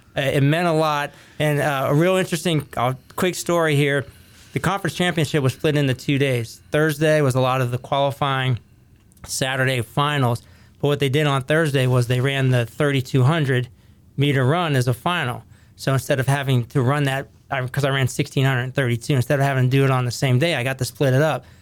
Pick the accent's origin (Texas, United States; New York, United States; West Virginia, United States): West Virginia, United States; Ohio Valley, northern panhandle of; now in Henrico County, Virginia, United States; where I grew up in the Ohio Valley, kinda right here on the eastern side of the state, northern panhandle of West Virginia